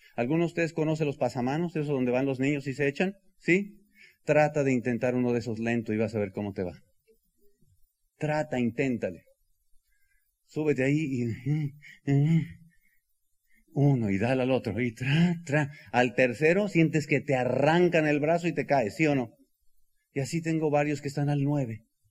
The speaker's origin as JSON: {"language": "Spanish", "region": "El Bajío", "country": "Mexico", "said": "soy del Bajío"}